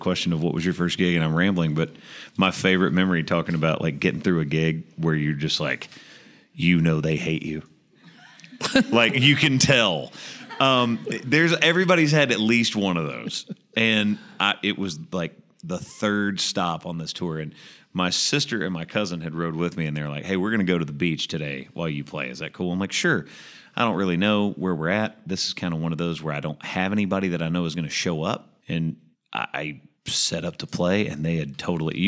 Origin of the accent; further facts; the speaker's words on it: Murfreesboro, Tennessee, United States; I'm from Murfreesboro, Tennessee